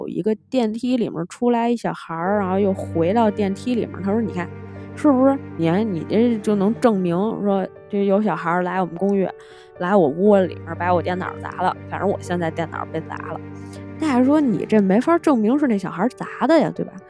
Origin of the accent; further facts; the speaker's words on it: Tianjin, China; accent: Beijing; 我作为一个天津人，十分的不好意思跟大家讲，就是我确实不是故意的讲北京腔，就是说话的时候可能会带一点儿，真不是故意的。